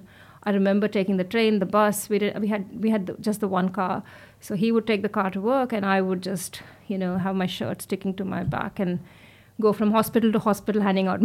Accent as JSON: {"language": "English", "country": "India", "tie": "born or raised there", "also_born_or_lived": "Melbourne, Australia / Queensland, Australia", "moved": "as an adult", "lives_now": "Australia", "said": "as a woman growing up in India"}